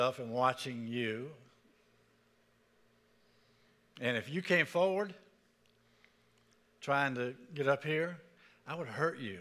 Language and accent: English; Pensacola, Florida, United States; moved away; also born or lived in Birmingham; I grew up in Pensacola, Florida